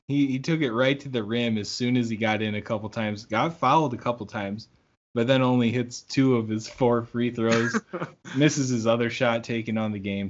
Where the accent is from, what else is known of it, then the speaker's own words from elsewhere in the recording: South Dakota, United States; I'm from South Dakota